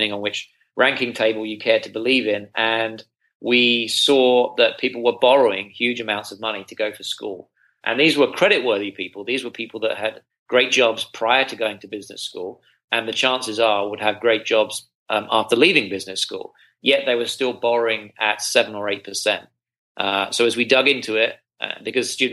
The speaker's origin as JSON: {"language": "English", "country": "United Kingdom", "also_born_or_lived": "Singapore / China", "moved": "as an adult", "lives_now": "United States", "said": "as you may be able to detect from my accent, I'm not from around these parts. I'm from the UK"}